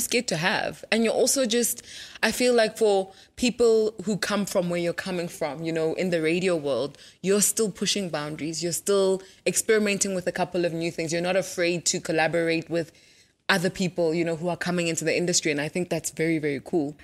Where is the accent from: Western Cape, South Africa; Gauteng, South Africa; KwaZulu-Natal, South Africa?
Gauteng, South Africa; Soweto; I grew up in Deep Proof